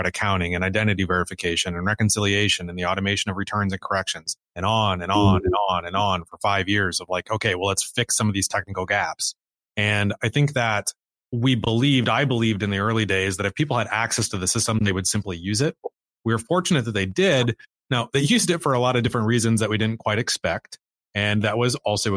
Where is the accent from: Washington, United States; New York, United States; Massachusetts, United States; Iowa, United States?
Iowa, United States; Cedar Falls; I grew up in Iowa. I grew up in Cedar Falls, which is a small town of about 35,000 people